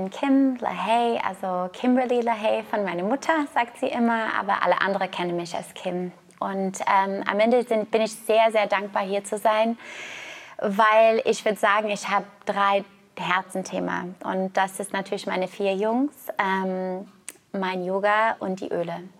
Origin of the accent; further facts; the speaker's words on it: Canada; Ich komme aus Kanada, ich war Turmspringerin, ich habe angefangen, Leistungssport als Turmspringerin mit neun zu machen.